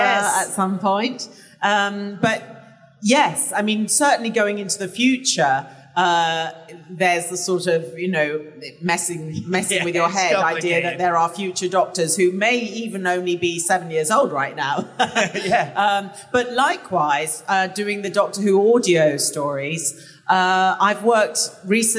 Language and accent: English; England, United Kingdom; I'm English